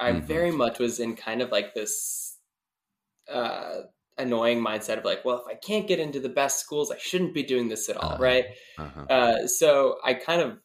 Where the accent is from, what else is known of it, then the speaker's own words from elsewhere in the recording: Wisconsin, United States; being from the Midwest, because I'm from Wisconsin